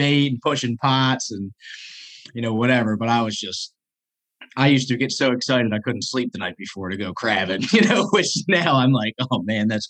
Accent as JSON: {"language": "English", "town": "Pasadena", "region": "Maryland", "country": "United States", "tie": "born or raised there", "said": "I grew up here in Pasadena, Maryland"}